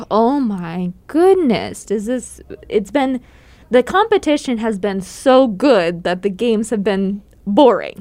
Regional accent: Pennsylvania, United States; moved away; I grew up in Pennsylvania

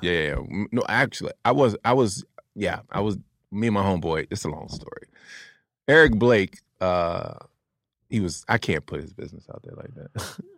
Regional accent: Atlantic City, New Jersey, United States; moved away; also born or lived in New York; I'm from Jersey, Atlantic City. I lived in New York before I came here, though

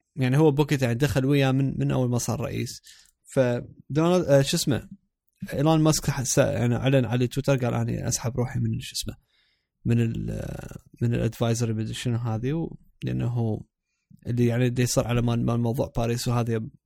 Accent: Iraq; بصوت عراقي انه احنا عراقيين

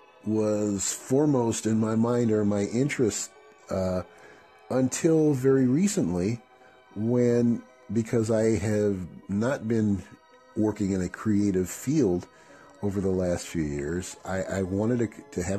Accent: Chicago, Illinois, United States; moved away as an adult; now in San Diego, United States; I'm from Chicago originally

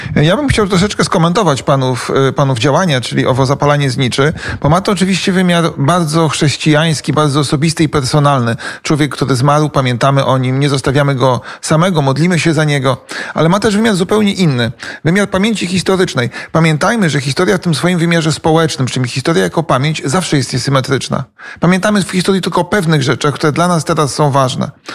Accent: Poland; now in Kyiv, Ukraine; nas Polaków

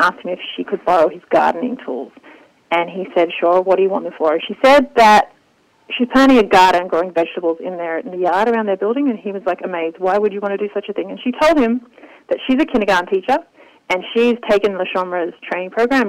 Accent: Australia; now in Israel; I grew up in Australia

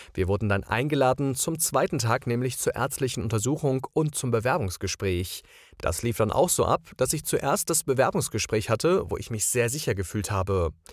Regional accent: Heidelberg, Baden-Württemberg, Germany; Ich komme aus Heidelberg in Baden-Württemberg.

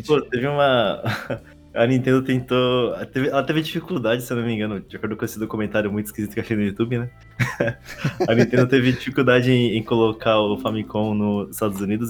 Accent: Brazil; como brasileiro

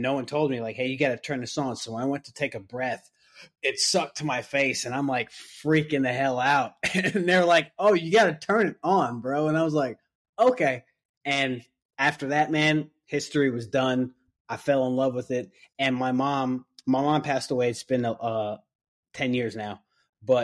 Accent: New York, United States; now in Mooresville, United States; I was born and raised in New York

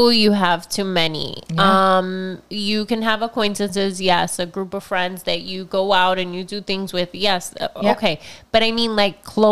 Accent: Florida, United States; moved away; I grew up in Florida

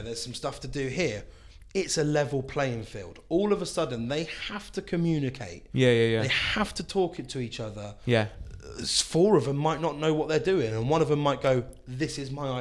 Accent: London, United Kingdom; now in Swindon, United Kingdom; I grew up in London

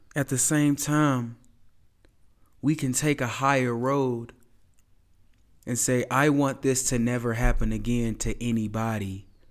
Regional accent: United States; I'm from America

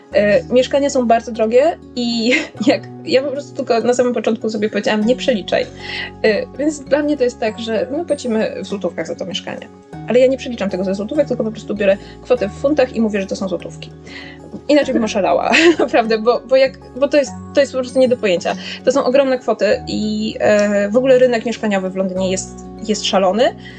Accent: Poland; moved away as an adult; now in London, United Kingdom; jestem z Polski, że mieszkam tutaj dopiero dwa tygodnie

